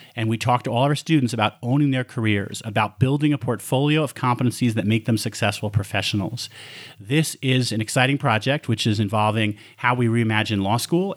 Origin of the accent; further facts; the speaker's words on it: Westchester County, New York, United States; moved away as an adult; also born or lived in Montreal, Canada / Bronx, New York; now in Colorado, United States; Then I moved to Westchester County when I was seven, and there I went to elementary school, middle school, high school